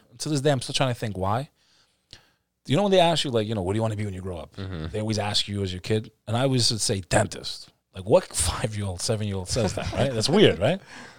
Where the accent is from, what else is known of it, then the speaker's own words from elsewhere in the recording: Texas, United States; born there; first language en; I was born here. I was actually born in Texas.